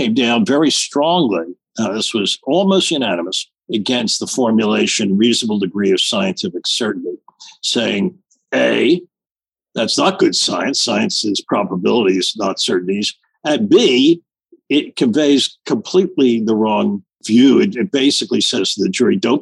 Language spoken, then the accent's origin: English; United States; being an American